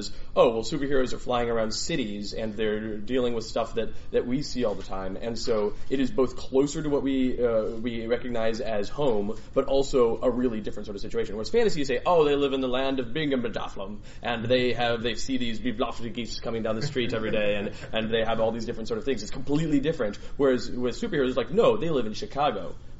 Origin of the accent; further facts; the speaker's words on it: New Zealand; I'm from New Zealand, we have castles everywhere.